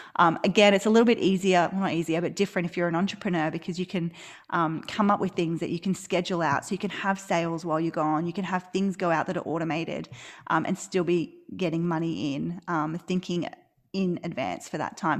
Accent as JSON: {"language": "English", "country": "Australia", "accent": "Australian", "said": "live in Australia, which you can probably tell from my accent"}